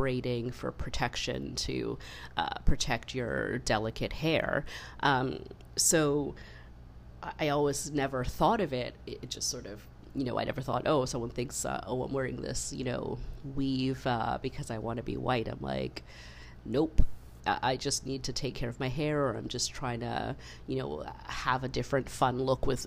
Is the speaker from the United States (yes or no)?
no; Canada; I was born in Canada, I grew up in Canada, to immigrant parents